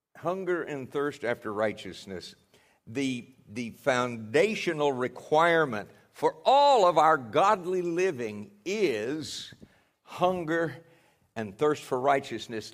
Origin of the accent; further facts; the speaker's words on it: United States; those of us from the U S